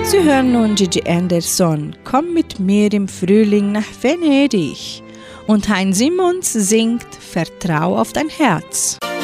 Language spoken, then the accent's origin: German; Brazil; Bei uns in Brasilien